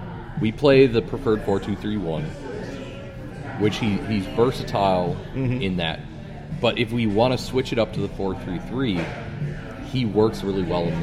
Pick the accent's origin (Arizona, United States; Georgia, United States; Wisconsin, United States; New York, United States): Wisconsin, United States; I'm from Wisconsin